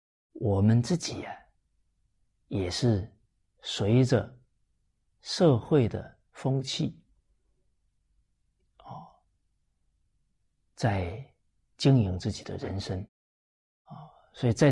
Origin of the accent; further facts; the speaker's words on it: China; 我们中国人啊称夫子为至圣先师。